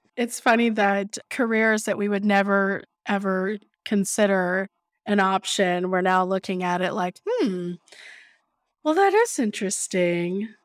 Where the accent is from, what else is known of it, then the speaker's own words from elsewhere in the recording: Austin, Texas, United States; also born or lived in San Angelo, Texas; I was born and raised in Austin